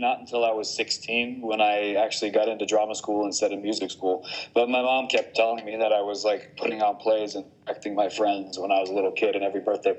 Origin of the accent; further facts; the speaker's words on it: Bergen, Vestland, Norway; also born or lived in New Jersey, United States; So I lived and grew up mainly in Western Norway and in Bergen.